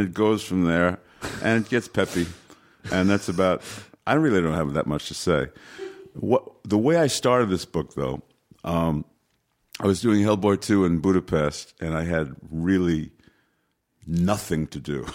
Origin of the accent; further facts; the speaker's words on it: New York City, New York, United States; I was born in New York City, so, you know, I, I, I was able to walk in twenty-five minutes from my house, Yankee Stadium